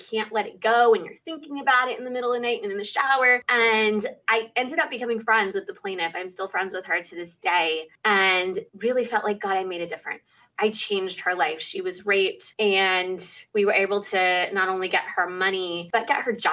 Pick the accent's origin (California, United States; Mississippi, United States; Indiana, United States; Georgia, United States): California, United States; Southern; I was born and raised in Southern California